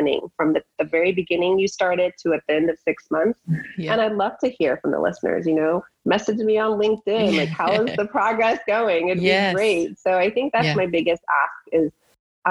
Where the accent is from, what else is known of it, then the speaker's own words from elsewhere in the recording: United States; also born or lived in Iran; now in San Diego, United States; being here since I was 8 years old, I feel like I'm more American than I am Persian